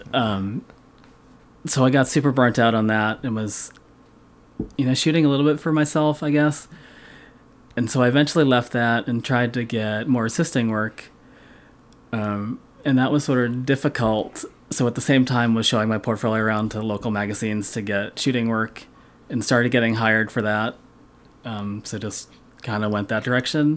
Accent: Massachusetts, United States; I'm a lifetime Massachusetts guy

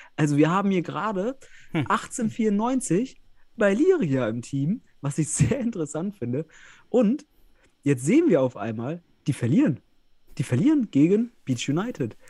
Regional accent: the West, western Germany, Germany; Ich komme ja hier aus dem Westen, aus der Ecke

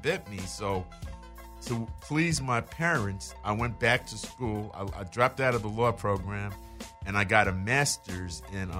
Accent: New York, United States; also born or lived in London; that's how I ended up being born in London. But I grew up in New York.

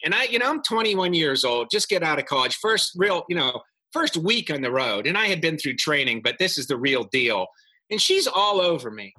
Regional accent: Pennsylvania, United States; moved away as an adult; I was from Pennsylvania.

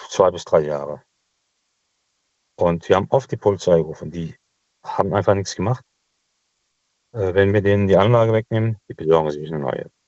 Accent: Cologne, North Rhine-Westphalia, Germany; now in Düsseldorf, Germany; Als Kölner Großstadt wollte man wieder zurück. Äh, dann haben wir was Neues gefunden. Das ist hier bei Düsseldorf.

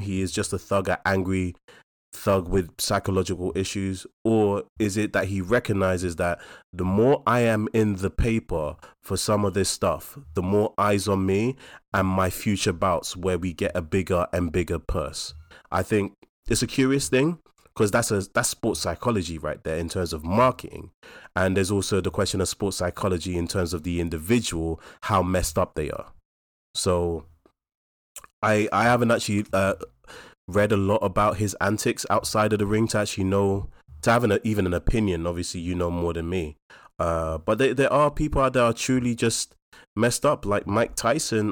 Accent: London, United Kingdom; we're from New Cross and Deptford, we're local

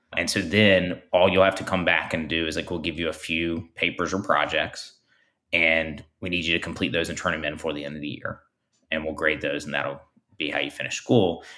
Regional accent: Montgomery, Alabama, United States; I grew up in South Alabama, Montgomery, to be specific

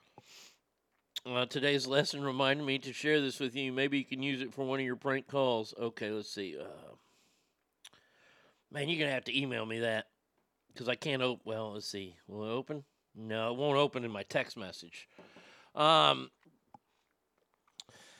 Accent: Texas, United States; I am from Texas

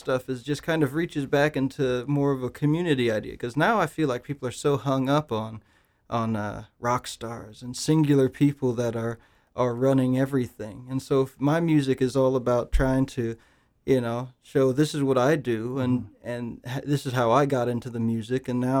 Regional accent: Phoenix, Arizona, United States; now in North Carolina, United States; I came over from Phoenix, Arizona to North Carolina. I came to Appalachian State University, went to an event called the Black Banjo Gathering

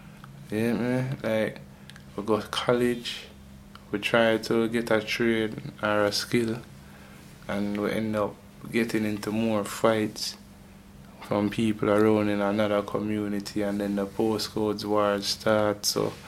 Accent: London, United Kingdom; growing up in London, meeting people and, like, knowing what London is like

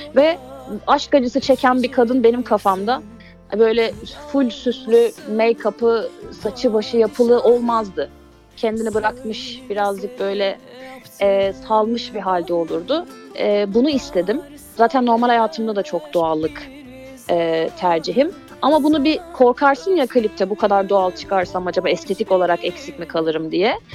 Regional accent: Mediterranean Region, Turkey; also born or lived in Mersin; Ben Akdenizliyim.

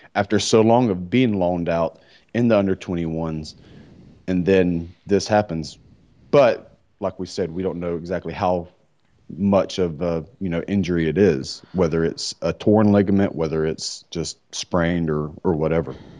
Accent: United States; I'm an American

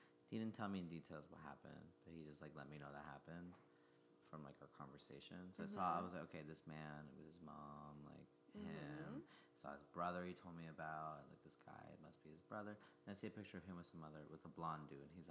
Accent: New Jersey, United States; now in New York, United States; I grew up in Jersey

